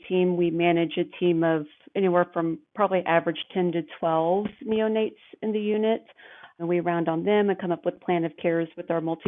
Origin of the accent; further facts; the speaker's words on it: Kansas City, Missouri, United States; I grew up here in Kansas City in the northeast area of town